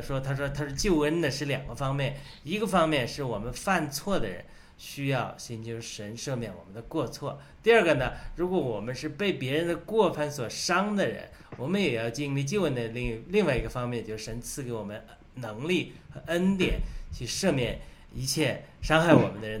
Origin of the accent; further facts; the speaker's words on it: China; 我们中国人深受共产党迫害的